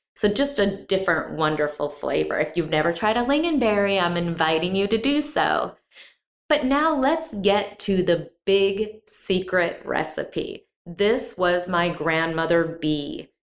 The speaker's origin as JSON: {"language": "English", "region": "Midwest", "country": "United States", "tie": "born or raised there", "moved": "yes", "lives_now": "Texas, United States", "said": "I grew up in the Midwest"}